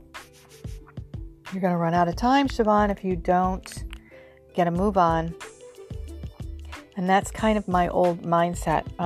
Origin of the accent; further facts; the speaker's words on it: Rochester, New York, United States; now in near New York City, United States; I'm originally from Rochester, New York, which is part of the Snow Belt